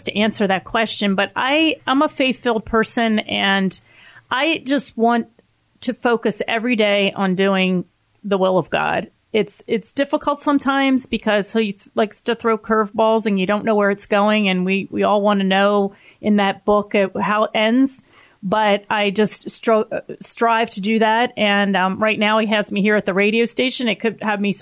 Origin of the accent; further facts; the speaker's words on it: Philadelphia, Pennsylvania, United States; moved away as an adult; now in Central Pennsylvania, United States; I grew up in the Philadelphia suburbs, so I'm not a native Central Pennsylvanian